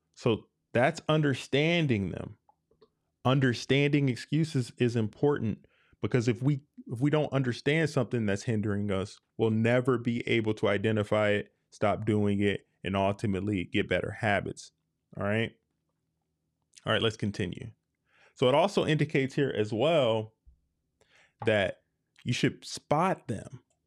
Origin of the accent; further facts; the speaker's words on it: United States; I love being an American